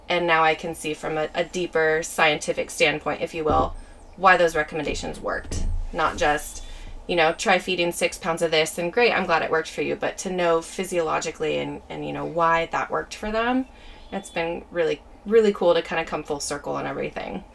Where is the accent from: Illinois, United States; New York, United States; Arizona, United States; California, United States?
California, United States; Auburn; also born or lived in Valley Springs, California; I'm originally from Auburn Grass Valley area. Okay. So kind of northern foothills, California